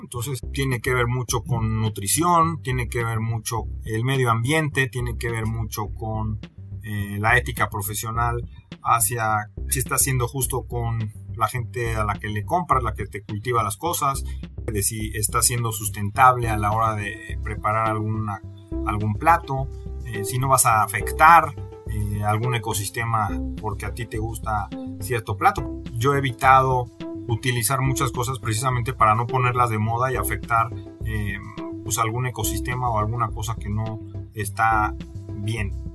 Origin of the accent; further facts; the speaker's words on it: Mexico; somos los mexicanos